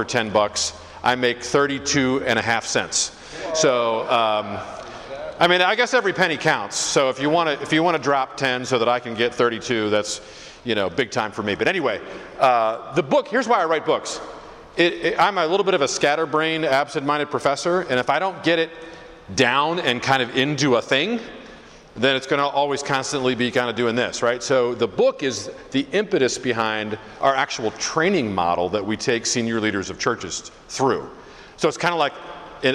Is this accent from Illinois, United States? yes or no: no; Philadelphia, Pennsylvania, United States; moved away as an adult; also born or lived in Detroit, Michigan; now in Detroit area, Michigan, United States; I grew up in Philly